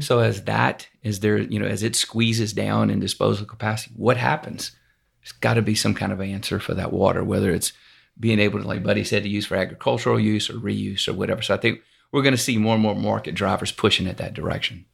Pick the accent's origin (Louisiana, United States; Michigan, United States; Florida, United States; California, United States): Louisiana, United States; now in Houston, United States; I'm from Louisiana originally